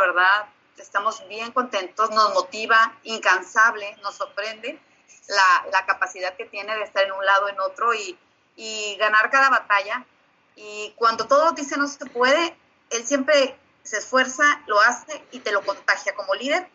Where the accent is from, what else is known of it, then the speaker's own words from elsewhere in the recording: Mexico; now in Brownsville, United States; la mexicana orgullosa